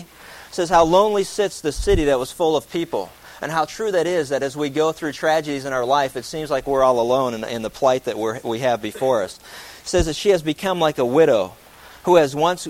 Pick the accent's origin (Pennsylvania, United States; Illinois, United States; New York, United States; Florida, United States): Pennsylvania, United States; right outside of Pittsburgh, southwest; moved away; I grew up in southwest Pennsylvania. I grew up right outside of Pittsburgh